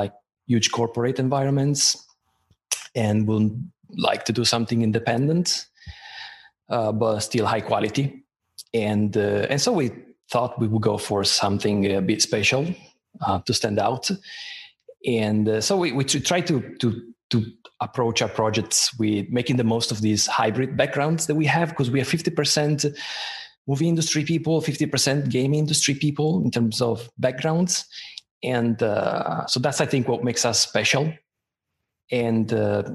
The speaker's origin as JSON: {"language": "English", "country": "Italy", "moved": "yes", "said": "I'm originally from Italy."}